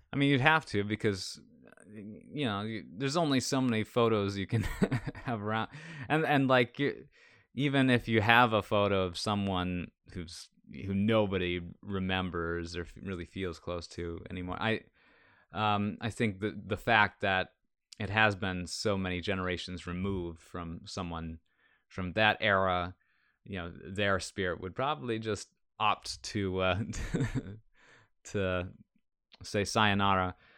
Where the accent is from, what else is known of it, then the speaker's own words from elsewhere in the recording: Minnesota, United States; I'm from Minnesota